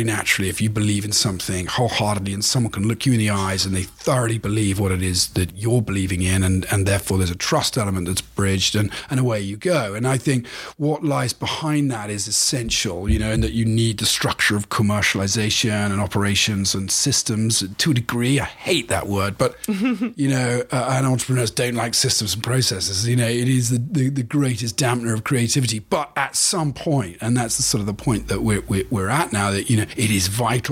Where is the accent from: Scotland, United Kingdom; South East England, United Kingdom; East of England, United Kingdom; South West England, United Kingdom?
South West England, United Kingdom; Cornwall; moved away as an adult; also born or lived in United States; He and I grew up together in Cornwall.